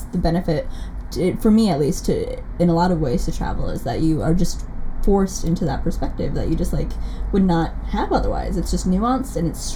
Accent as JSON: {"language": "English", "town": "Sioux Falls", "region": "South Dakota", "country": "United States", "moved": "yes", "lives_now": "Minneapolis, United States", "said": "I'm from Sioux Falls"}